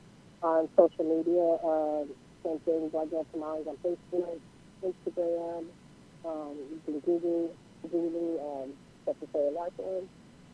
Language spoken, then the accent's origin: English; Houston, Texas, United States; I'm from Houston, Texas.